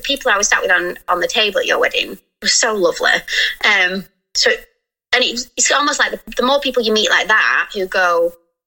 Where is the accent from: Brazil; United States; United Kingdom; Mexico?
United Kingdom; we're so British